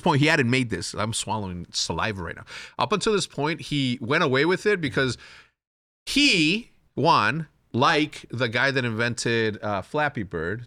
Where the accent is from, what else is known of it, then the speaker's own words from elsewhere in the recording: Chihuahua, Mexico; I'm gonna go from Chihuahuense, which is Chihuahua